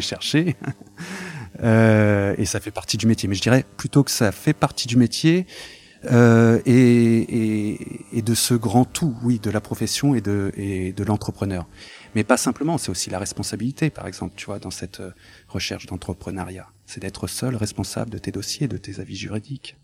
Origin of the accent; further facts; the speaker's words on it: France; Je suis né en France, euh, j'ai été à, l'école publique française, euh, républicaine